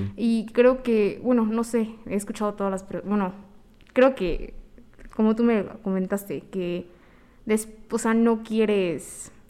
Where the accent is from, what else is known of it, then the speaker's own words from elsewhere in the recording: Mexico; yo que soy mexicana